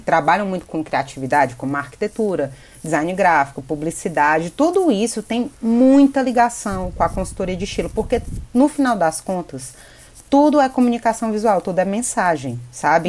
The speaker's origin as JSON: {"language": "Portuguese", "town": "Fortaleza", "region": "Ceará", "country": "Brazil", "tie": "born or raised there", "moved": "as an adult", "lives_now": "São Paulo, Brazil", "said": "eu sou cearense, nascida em Fortaleza, mas hoje eu moro aqui em São Paulo"}